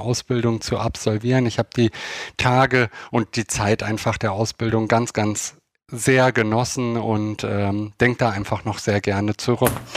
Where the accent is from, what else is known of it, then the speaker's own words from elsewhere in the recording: Hersfeld-Rotenburg district, Hesse, Germany; also born or lived in Eschwege; now in Hamburg, Germany; geboren bin ich in Eschwege und aufgewachsen in einem sehr, sehr kleinen Dorf im Kreis Hersfeld-Rotenburg